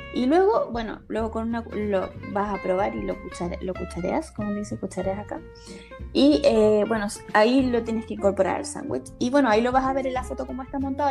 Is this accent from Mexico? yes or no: no; Valparaíso, Chile; moved away as an adult; also born or lived in Barcelona, Spain; now in Spain; famoso en Valparaíso, donde yo nací